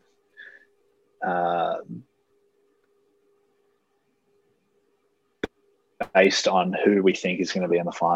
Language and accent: English; Australia; growing up in Australia